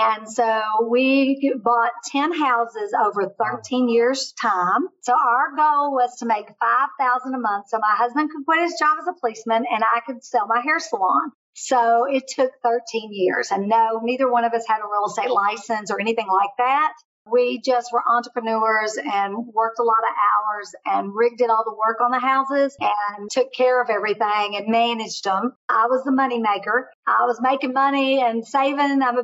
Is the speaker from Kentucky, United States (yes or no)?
yes; Kentucky, United States; moved away; I'm from Kentucky. It was a great way every week to get back to Kentucky to be around my family.